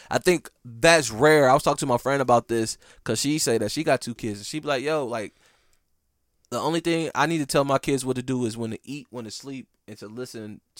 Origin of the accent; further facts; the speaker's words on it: Midwest, United States; cuz I'm from the Midwest and it's different there.